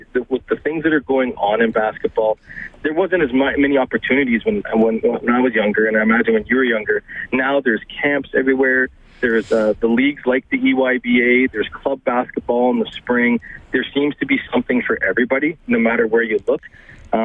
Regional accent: Ontario, Canada; I'm from Ontario as well.

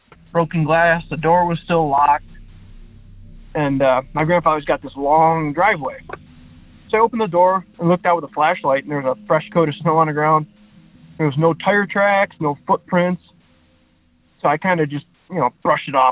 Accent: Buffalo, New York, United States; I'm from Buffalo, New York.

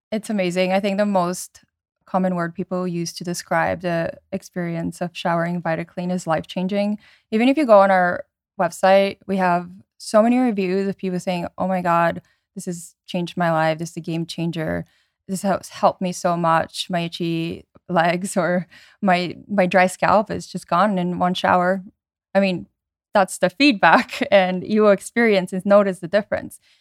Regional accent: around New York, United States; I grew up around New York

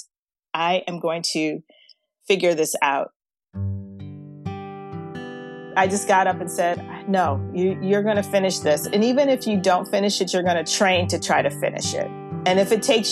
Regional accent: Baltimore, Maryland, United States; I live here in Baltimore, Maryland, and I was born and raised here in Baltimore.

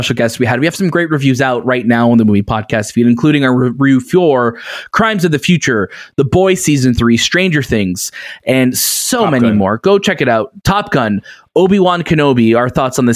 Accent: Toronto, Ontario, Canada; We're from Toronto too

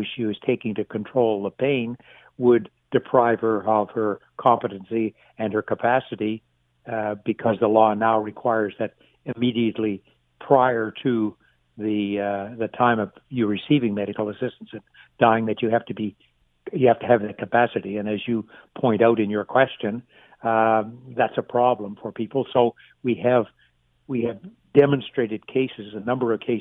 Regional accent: Halifax, Nova Scotia, Canada; I come from Halifax

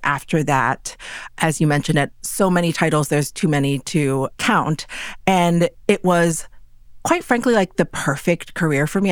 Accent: New York City, New York, United States; growing up in New York City is not normal.

